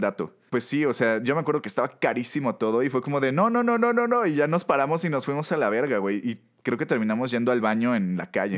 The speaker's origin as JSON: {"language": "Spanish", "country": "Mexico", "said": "como mexicanos"}